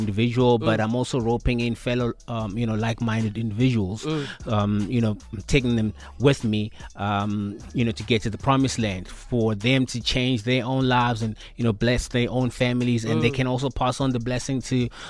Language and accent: English; Mpumalanga, South Africa; moved away as an adult; now in Johannesburg, South Africa; I'm from Mpumalanga, like you mentioned, and I come from a small town